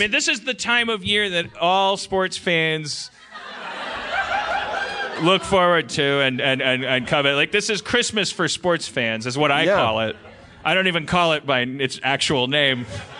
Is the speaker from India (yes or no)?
no; Austin, Texas, United States; I don't even know what the city is. I've never. I'm from Austin.